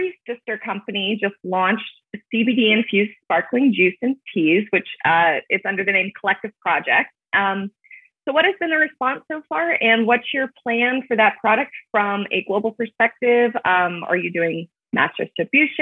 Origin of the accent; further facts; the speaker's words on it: Tampa, Florida, United States; moved away; also born or lived in Los Angeles / Miami; I come from Tampa, Florida